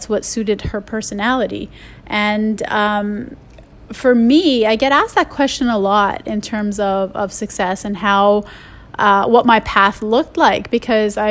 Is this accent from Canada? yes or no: yes; Canada; I'm Canadian